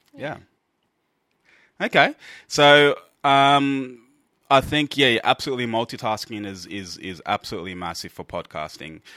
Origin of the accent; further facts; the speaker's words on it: Australia; we are from Australia.